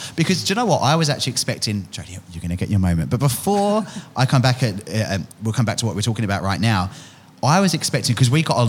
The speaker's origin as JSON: {"language": "English", "region": "England", "country": "United Kingdom", "moved": "yes", "lives_now": "Australia", "said": "So I said Australian, I'm from England. I'm not Australian."}